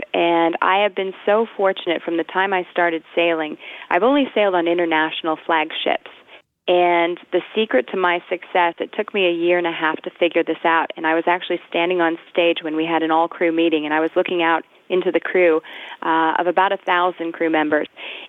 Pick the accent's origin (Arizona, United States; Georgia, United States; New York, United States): Georgia, United States; Augusta; also born or lived in San Francisco / Michigan / California / London; Well, I was born in San Francisco, but we moved around a lot. My family, my dad was working for Bechtel, so we lived in Michigan. We lived in California. I mostly grew up in Augusta, Georgia.